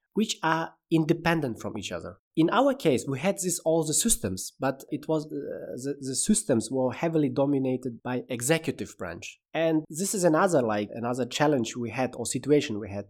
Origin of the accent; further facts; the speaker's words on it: Samarkand, Samarkand Region, Uzbekistan; moved away as an adult; now in Berlin, Germany; I was born in Uzbekistan in a beautiful city, Samarkand, and I'm also living since 2014 in Berlin.